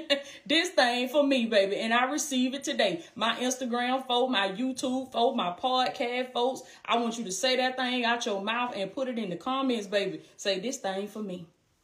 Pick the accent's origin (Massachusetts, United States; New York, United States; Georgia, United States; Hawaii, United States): Georgia, United States; Blakely; Blakely, Georgia, my hometown, anything.